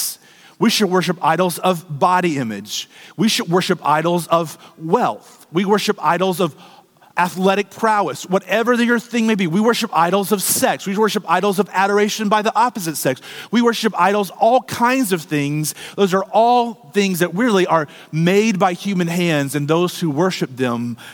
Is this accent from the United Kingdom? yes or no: no; United States; us as American Christians